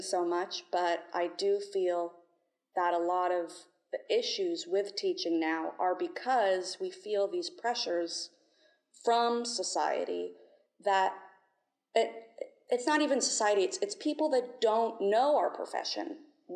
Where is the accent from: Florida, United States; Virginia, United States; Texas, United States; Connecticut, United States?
Florida, United States; St. Augustine; I'm from St. Augustine, Florida